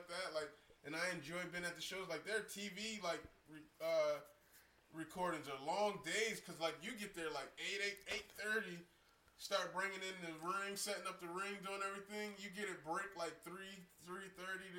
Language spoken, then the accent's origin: English; Camden, New Jersey, United States; I'm from Camden.